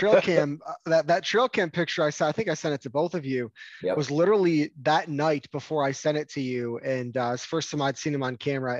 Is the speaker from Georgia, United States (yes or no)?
no; Michigan, United States; moved away as an adult; now in Atlanta, United States; I grew up hunting in Michigan, from Michigan originally, did my undergrad and grad school there.